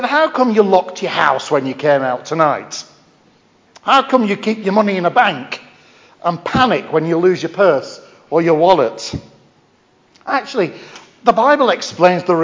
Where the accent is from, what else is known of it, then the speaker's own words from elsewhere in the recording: Lancashire, North West England, United Kingdom; accent: Lancashire; now in Stafford, United Kingdom; my Lancashire accent.